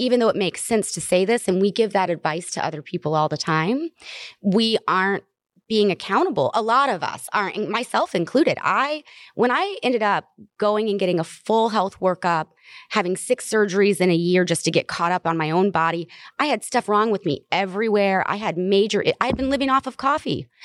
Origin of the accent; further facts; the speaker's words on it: the South, United States; I'm from the South